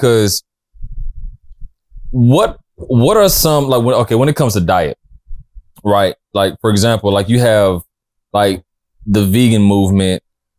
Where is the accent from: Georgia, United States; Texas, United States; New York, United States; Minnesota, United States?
Georgia, United States; I'm from the South. I'm from Georgia.